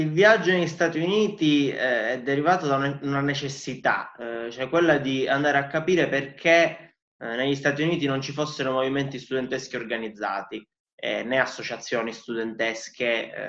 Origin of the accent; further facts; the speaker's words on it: Palermo, Sicily, Italy; vengo da Palermo